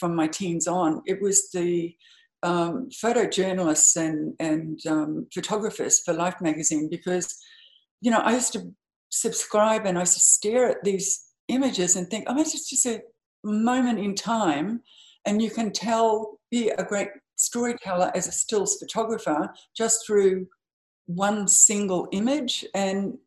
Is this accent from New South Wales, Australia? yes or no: no; Home Hill, Queensland, Australia; now in New York City, United States; I was born in a little town called Home Hill, which is in the Burdekin district. My parents were graziers. My father was a grazier. So I grew up on a huge cattle property